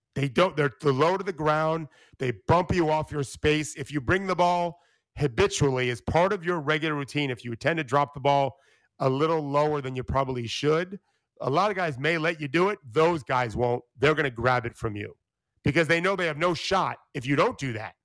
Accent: Florida, United States; I grew up in Florida, which is a football state.

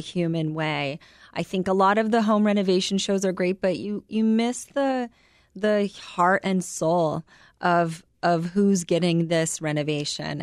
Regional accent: United States

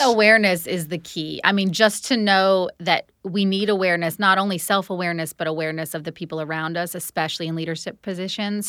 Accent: Florida, United States; moved away as an adult; now in Nashville, United States; I grew up in Florida

